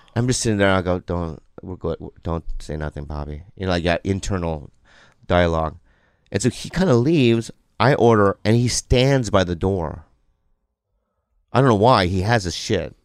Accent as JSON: {"language": "English", "town": "San Diego", "region": "California", "country": "United States", "tie": "born or raised there", "said": "I grew up in San Diego"}